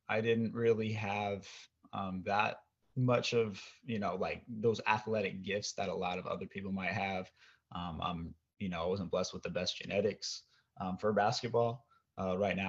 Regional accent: Oregon, United States; I'm from Oregon

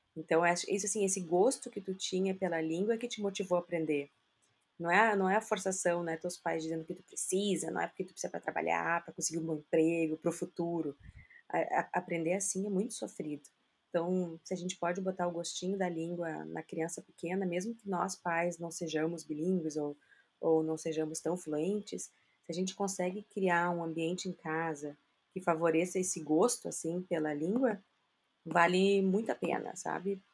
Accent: South Region, Brazil; eu moro aqui no Brasil, sou brasileira, casada com brasileiro

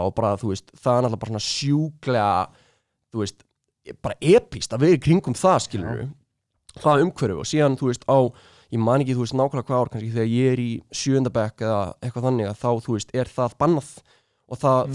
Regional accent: Reykjavík, Capital Region, Iceland; þegar maður er í Östubarskóla

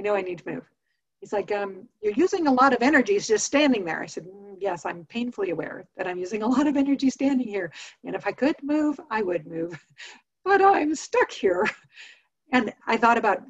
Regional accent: Montana, United States; I grew up in Montana

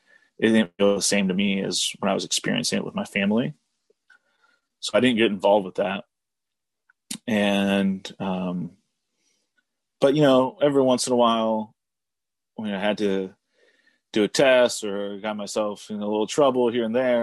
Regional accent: Oregon, United States; also born or lived in Houston, Texas / Saudi Arabia; So I grew up in Oregon, more or less. I mean, that's a whole other story, but, I was born in Oregon.

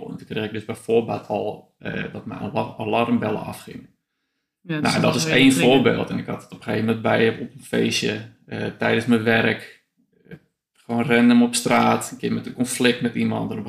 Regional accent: Afghanistan; Nee, ik heb, dat ik uit Afghanistan kwam, uh, ja, waarschijnlijk is dus wel echt een beetje bot eh, te zijn geweest ook.

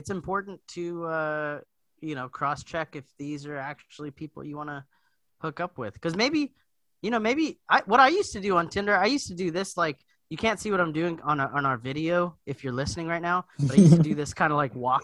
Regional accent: Hawaii, United States; I'm from Hawaii

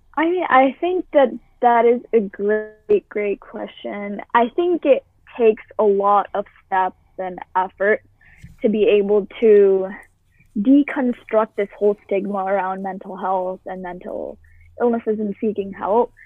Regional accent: Boston, Massachusetts, United States; I've lived in the same town my entire life. I have never moved. I've lived in Boston, Massachusetts

